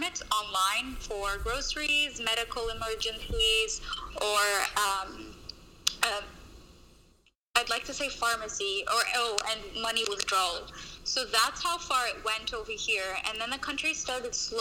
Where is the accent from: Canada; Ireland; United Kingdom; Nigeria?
Canada; moved away as an adult; also born or lived in Lebanon / San Francisco; I'm actually Lebanese by origin, but I grew up in Canada.